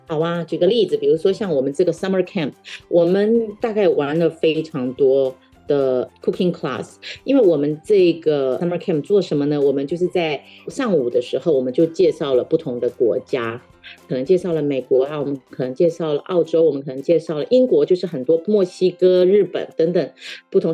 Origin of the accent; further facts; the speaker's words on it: southern Taiwan, Taiwan; first language Taiwanese Hokkien; Chinese is a second language; 像我自己的第一语言其实是台语，我在七岁以前大概只讲台语，因为我们家在南部嘛，那爷爷奶奶还有爸爸妈妈都讲台语